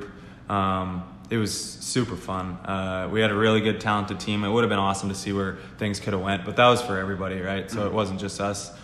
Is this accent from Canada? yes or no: yes; Manitoba, Canada; I'm from Manitoba